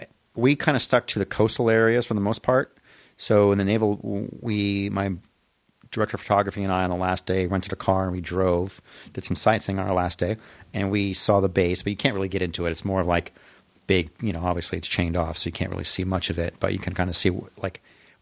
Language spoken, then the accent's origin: English; Los Angeles, California, United States; moved away as an adult; also born or lived in Sherman Oaks, California / Chicago; I grew up in the San Fernando Valley.